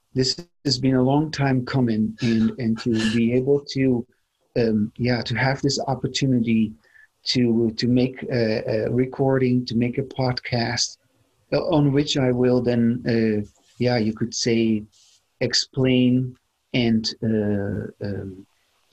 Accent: Netherlands; moved away as an adult; now in United States; I come originally from the Netherlands, and I immigrated to the United States in 1999.

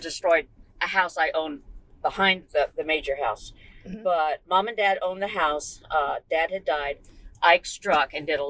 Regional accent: La Marque, Texas, United States; In Lamar, Texas, which is the first town on the mainland side of the island.

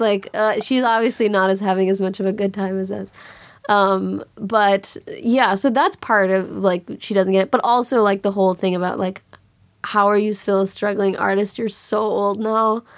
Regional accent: Chicago, Illinois, United States; moved away; also born or lived in Los Angeles; it was hard growing up in Chicago

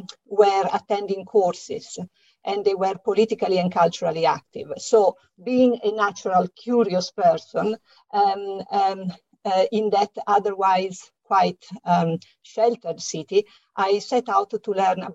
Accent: Italy; English is a second language; And as you can hear from my slight accent, I'm Italian, and it is here that I lived through the exciting 1970s with plenty of youth movements

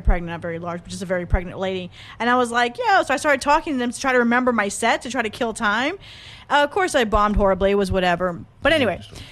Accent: Corpus Christi, Texas, United States; moved away as an adult; now in San Antonio, United States; I'm from the great city of Corpus Christi.

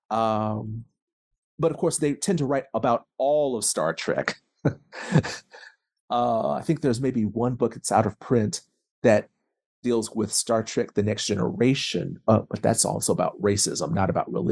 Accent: the South, United States; I, I am a Southerner.

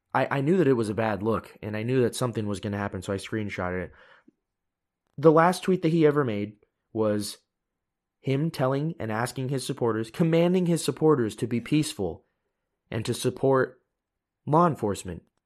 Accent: United States; I am Asian American

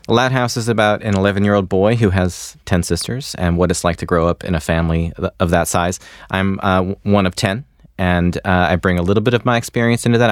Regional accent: Michigan, United States; moved away; I'm from Michigan

